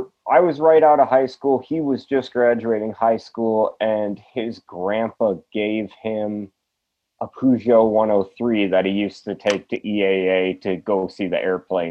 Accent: Wisconsin, United States; also born or lived in Twin Cities, Minnesota; I was born in the Twin Cities, grew up in Wisconsin right across the border

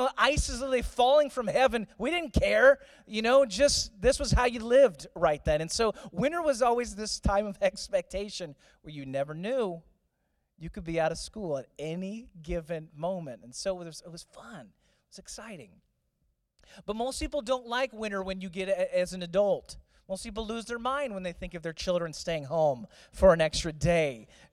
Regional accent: St. Louis, Missouri, United States; Growing up in St. Louis

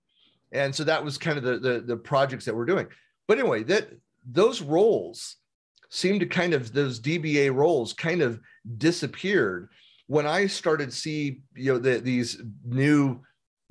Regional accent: San Francisco Bay Area, California, United States; I grew up born and raised in the Bay Area, in the San Francisco Bay Area

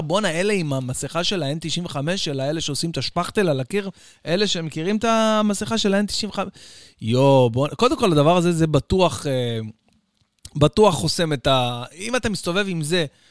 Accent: Israel; אצלנו בישראל

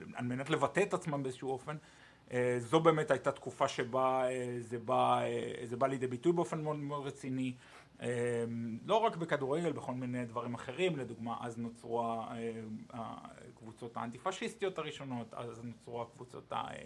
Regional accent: Ashdod, Southern District, Israel; moved away as an adult; now in Cologne, Germany; במקור מאשדוד, אמ, עיר הולדתי

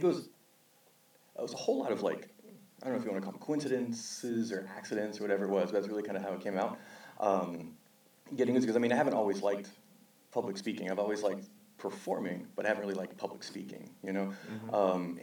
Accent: South Texas, United States; moved away as an adult; now in California, United States; Born and raised in South Texas.

